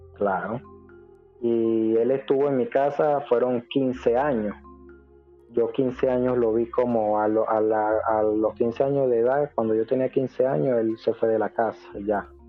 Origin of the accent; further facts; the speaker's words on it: Venezuela; moved away as an adult; now in Ecuador; No, pues yo soy venezolano. Yo soy venezolano, ya estoy por acá por Ecuador hace unos cuatro años